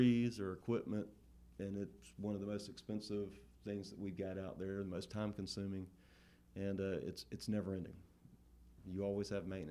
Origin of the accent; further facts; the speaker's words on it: Thomasville, Georgia, United States; I grew up here in Thomasville